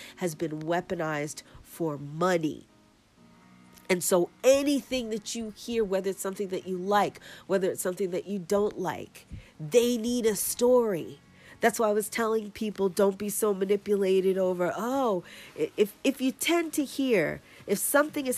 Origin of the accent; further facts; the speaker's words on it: New York City, New York, United States; my hometown